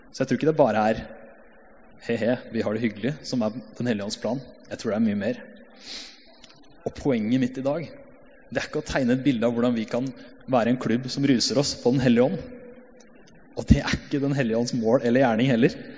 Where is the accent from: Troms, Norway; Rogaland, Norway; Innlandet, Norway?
Innlandet, Norway; Hamar; Jeg har vokst opp i pinsemenighet på Hamar sammen med flere her.